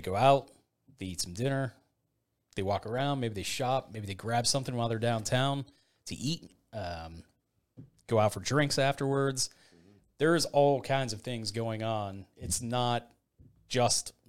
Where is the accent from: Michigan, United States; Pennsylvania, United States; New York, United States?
Pennsylvania, United States; Latrobe; I grew up in Latrobe